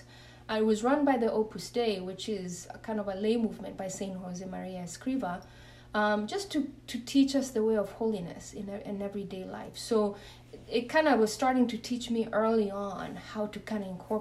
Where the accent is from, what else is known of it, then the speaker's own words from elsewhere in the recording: Kenya; I'm originally born and raised in Kenya